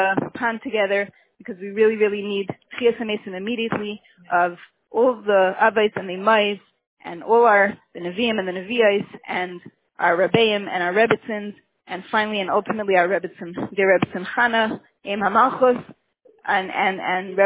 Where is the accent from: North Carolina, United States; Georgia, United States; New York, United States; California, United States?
New York, United States; New York City; I was born and bred in Crown Heights